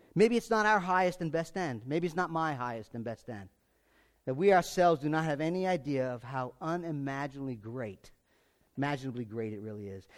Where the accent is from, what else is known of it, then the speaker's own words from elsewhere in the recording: United States; I was born in America. I'm an American